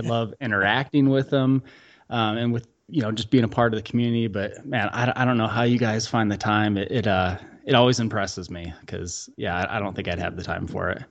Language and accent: English; outside of Chicago, Illinois, United States; now in Utah, United States; we grew up outside of Chicago